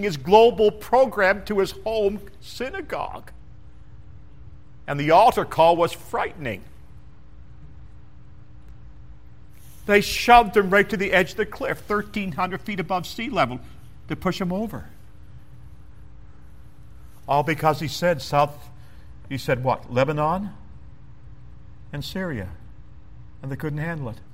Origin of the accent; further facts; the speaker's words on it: Canada; moved away; I'm a boy from Canada